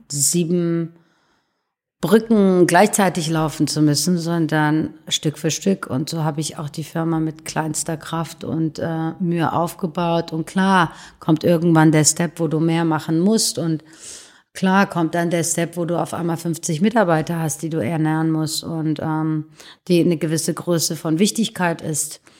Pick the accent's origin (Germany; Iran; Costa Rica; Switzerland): Iran; born there; da bin ich auch geboren im Iran